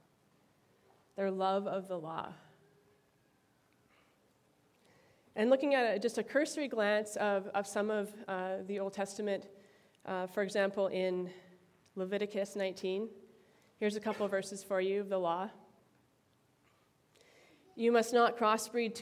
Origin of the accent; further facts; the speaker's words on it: Timmins, Ontario, Canada; Sudbury, Ontario, which is close to my hometown of Timmins